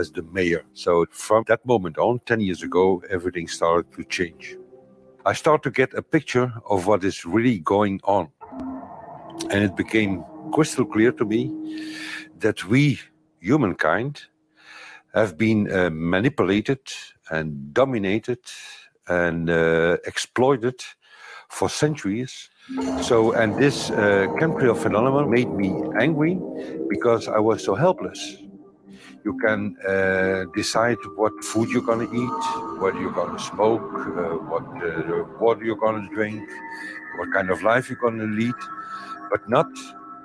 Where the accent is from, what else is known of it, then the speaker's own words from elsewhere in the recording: Belgium; I'm from Belgium